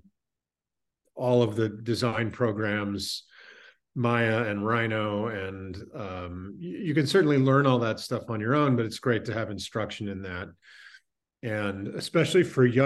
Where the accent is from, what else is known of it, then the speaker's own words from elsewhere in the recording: Salt Lake City, Utah, United States; I grew up in Salt Lake City in the 70s